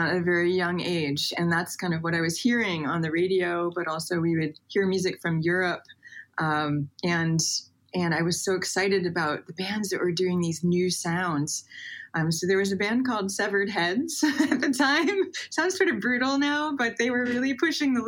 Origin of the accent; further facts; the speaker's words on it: Indiana, United States; I grew up in Indiana, in a little Amish Mennonite area